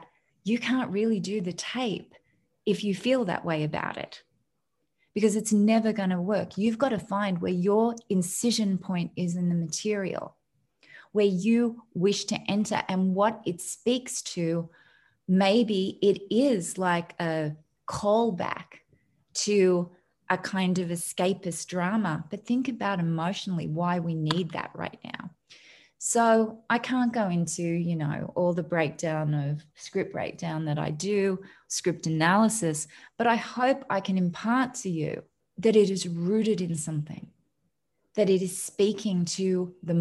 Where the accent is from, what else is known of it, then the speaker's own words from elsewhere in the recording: Australia; moved away; I'm an Australian